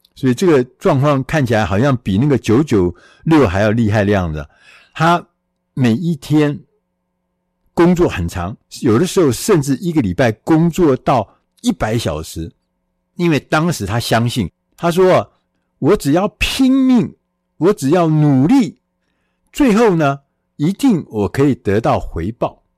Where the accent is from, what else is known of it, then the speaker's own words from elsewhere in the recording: Taiwan; 我们远在千里之外的台湾